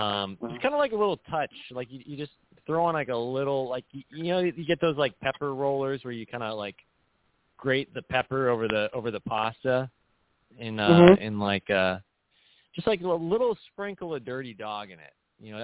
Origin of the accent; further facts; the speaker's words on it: Huntington Beach, California, United States; accent: Huntington Beach; my first language isn't actually English. It's actually what linguists refer to as Huntington Beach Creole. It's like it's a dialect.